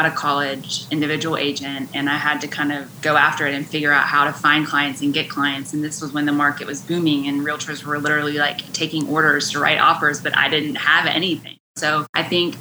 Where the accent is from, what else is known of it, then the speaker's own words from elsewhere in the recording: West Virginia, United States; moved away as an adult; now in Wilmington, United States; I grew up in West Virginia